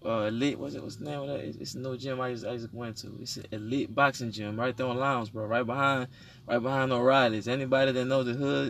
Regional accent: Houston, Texas, United States; I come from Honduran origin, you know what I'm saying? I was raised in Fifth Ward.

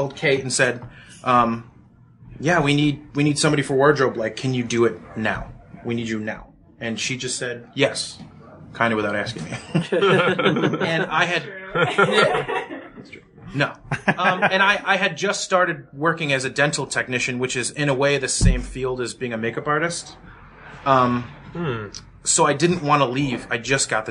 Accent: upstate New York, United States; we moved back to my hometown in upstate New York

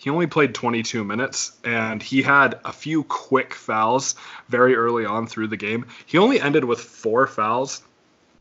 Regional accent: Wyoming, United States; growing up in Wyoming

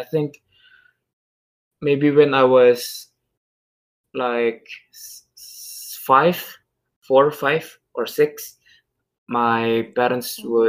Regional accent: Indonesia; English is a second language; I'm from Indonesia. I don't know if Indonesia is considered a third world country or not, but we are a huge country with a huge culture.

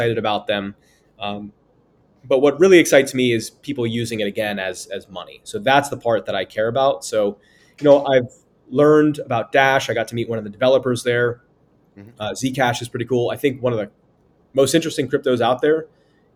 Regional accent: United States; as an American

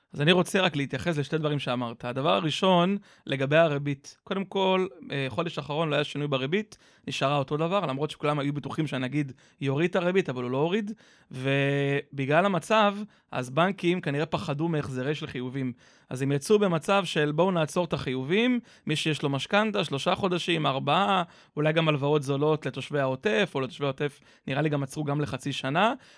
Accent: Kfar Saba, Central District, Israel; אני מכפר סבא

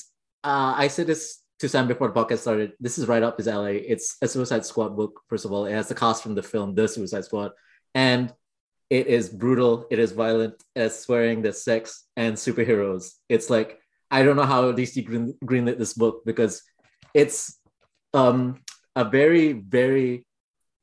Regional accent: Malaysia; I'm Malaysian as well

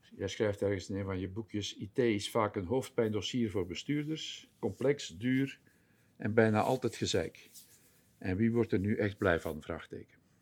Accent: Belgium; moved away as an adult; also born or lived in Netherlands; ik kom oorspronkelijk uit België, zoals jullie ongetwijfeld zullen horen in de podcast

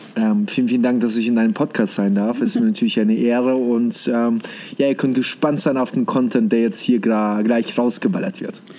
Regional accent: Germany; also born or lived in Kazakhstan; ich bin gebürtig sogar aus Kasachstan. Und äh, wie wir damals gelebt haben, also bis zum sechsten Lebensjahr waren wir dort, dann sind wir nach Deutschland äh, umgezogen.

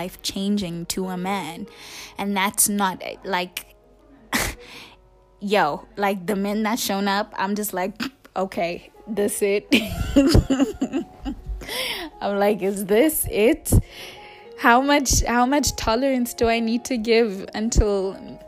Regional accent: South Africa; We're South African. We're South African

